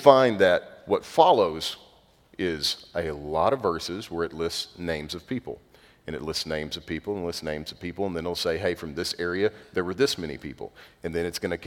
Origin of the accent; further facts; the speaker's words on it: North Zulch, Texas, United States; I'm from North Zulch, Texas